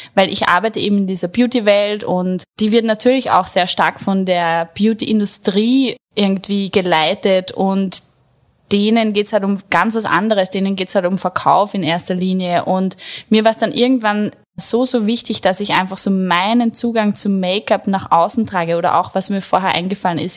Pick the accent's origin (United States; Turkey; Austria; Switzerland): Austria; Attersee, Upper Austria; moved away; Ich komme eigentlich aus Oberösterreich, vom Attersee. Hab dort mit 16, ich habe die Schule abgebrochen, habe dann eine Friseurlehre gemacht